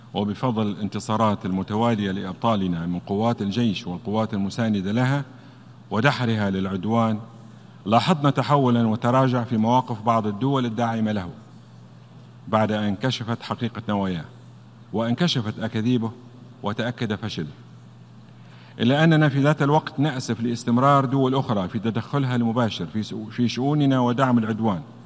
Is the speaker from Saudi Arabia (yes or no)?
no; Libya; قضية بلادي ليبيا